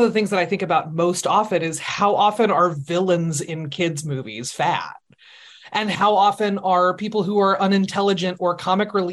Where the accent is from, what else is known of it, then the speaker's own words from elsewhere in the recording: Seattle, Washington, United States; I am from Seattle.